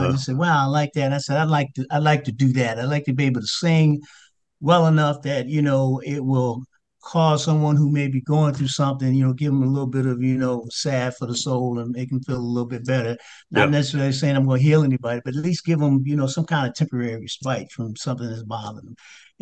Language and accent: English; Red Bank, New Jersey, United States; also born or lived in Lakewood, New Jersey; now in Washington, D.C., United States; we moved from Lakewood, which was kind of country, to Red Bank, New Jersey, where it's a …'s from, but that's the New York metropolitan area. And so coming up in school